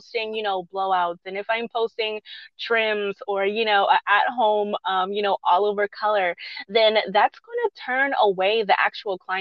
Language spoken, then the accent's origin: English; Charleston, South Carolina, United States; my hometown back in Charleston